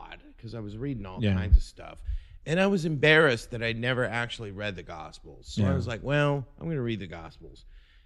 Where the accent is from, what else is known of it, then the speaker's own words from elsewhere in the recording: Kansas City, Missouri, United States; also born or lived in Seattle; I'm from Kansas City. I've never felt at home here.